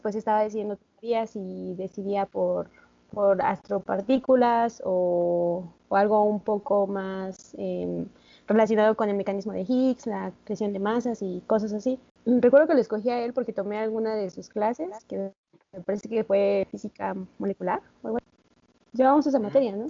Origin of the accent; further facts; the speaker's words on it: Puebla, Mexico; moved away as an adult; also born or lived in Santander, Spain; now in Spain; yo soy poblana, orgullosamente poblana